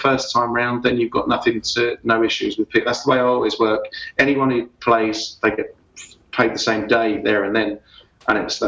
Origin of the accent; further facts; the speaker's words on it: London, United Kingdom; moved away as an adult; also born or lived in Dublin, Ireland; now in Australia; I kind of grew up from an Irish family playing Irish music, but then I grew up in London in the late 70s, early 80s